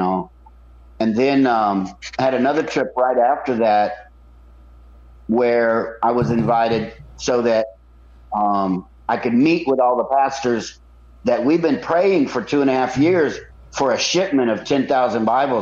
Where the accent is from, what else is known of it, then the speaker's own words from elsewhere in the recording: United States; We're from America